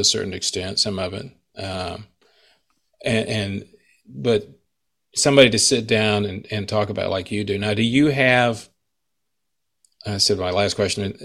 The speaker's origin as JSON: {"language": "English", "region": "Texas", "country": "United States", "tie": "born or raised there", "said": "I grew up in Texas, so I have a lot of blues influence for what I play."}